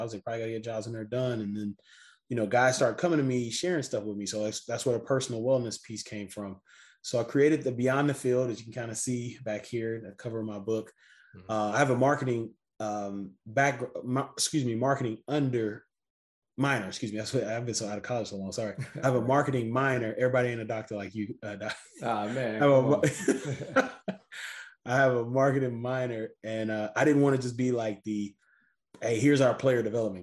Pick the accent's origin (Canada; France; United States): United States; Missouri City, Texas; I'm from Houston, Texas, right outside a city called Missouri City